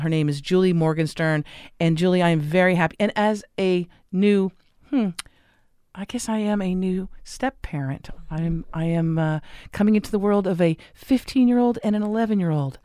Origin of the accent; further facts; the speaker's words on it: Los Angeles, California, United States; I grew up in Los Angeles